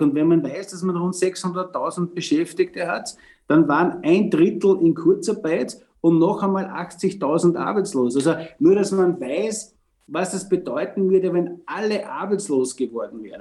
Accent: Austria; bei uns in Österreich

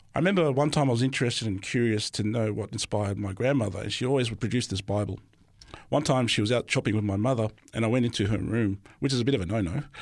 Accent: Sydney, New South Wales, Australia; also born or lived in Melbourne, Victoria; I only lived there for about five years. until my father decided to move us all to New South Wales, where I'm currently at ever since then.

